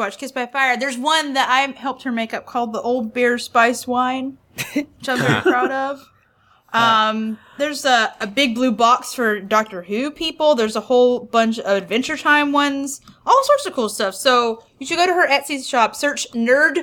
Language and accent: English; the South, United States; accent: southern; my southern accent